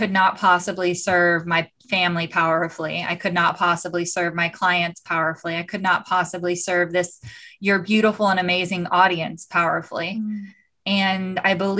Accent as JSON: {"language": "English", "region": "Southern California", "country": "United States", "tie": "born or raised there", "also_born_or_lived": "Tucson, Arizona", "said": "I grew up in Southern California."}